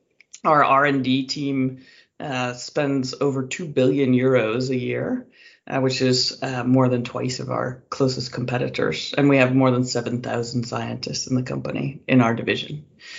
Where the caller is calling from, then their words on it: California, United States; I'm calling in from California.